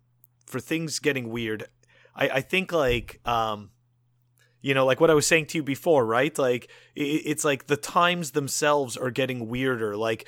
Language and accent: English; Montreal, Quebec, Canada; but I grew up in Montreal, so there was no surfing.